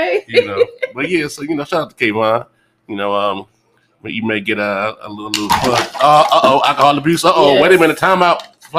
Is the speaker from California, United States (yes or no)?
yes; San Francisco, California, United States; now in San Diego, United States; I'm born and raised in the Bay. Frisco stand up, Fillmore raised.